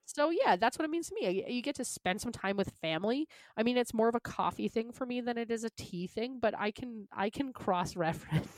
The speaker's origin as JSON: {"language": "English", "country": "Canada", "accent": "Canadian", "said": "I'm from Canada"}